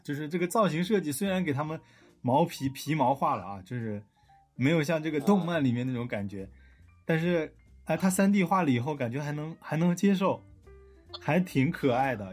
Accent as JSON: {"language": "Chinese", "country": "China", "lives_now": "Shenzhen, China", "said": "我们中国人"}